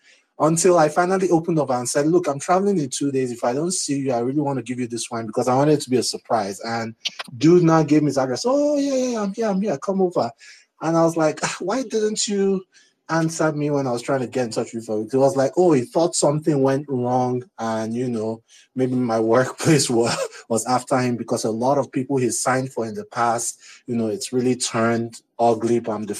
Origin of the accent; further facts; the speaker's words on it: Nigeria; now in United States; I remember, so I'm from Nigeria and I moved to the US 5 or 6 years ago now.